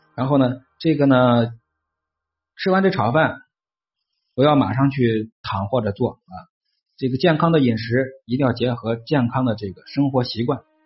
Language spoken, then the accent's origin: Chinese; China; accent: Hebei-Tianjin-Beijing mixed accent; 我其实是带点儿这个河北、天津、北京这个三地，我是三地版的口音